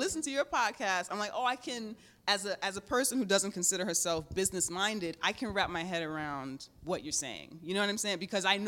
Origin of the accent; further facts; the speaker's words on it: New York, United States; It's just like I had to imagine her as, you know what I'm saying, me as a New Yorker, you know?